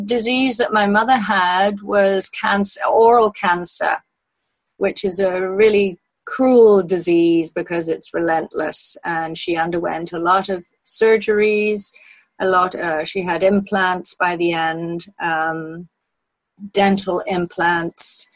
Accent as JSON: {"language": "English", "region": "Wales", "country": "United Kingdom", "tie": "born or raised there", "also_born_or_lived": "Canada / Australia", "moved": "as an adult", "said": "I grew up in Wales. My parents lived in Wales for all of my childhood"}